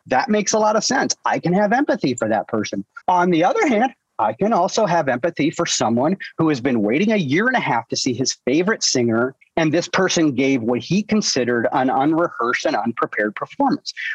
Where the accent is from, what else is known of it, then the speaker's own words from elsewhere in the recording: Iowa, United States; moved away; born and raised in Iowa, and with a blue collar family